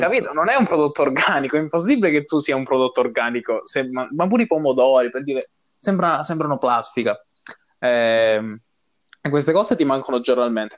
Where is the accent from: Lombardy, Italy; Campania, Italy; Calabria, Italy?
Calabria, Italy; moved away as an adult; now in Dublin, Ireland; al mio paesino, a, alla Calabria in generale